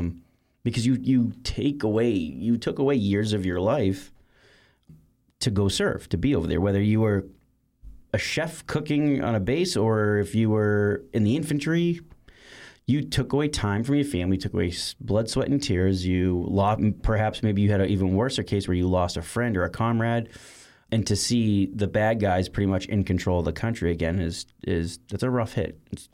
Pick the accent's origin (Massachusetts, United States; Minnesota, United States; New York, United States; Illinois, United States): Massachusetts, United States; Boston; You know, I grew up in Boston my whole life, and Massachusetts is a very patriotic state in regards to veterans.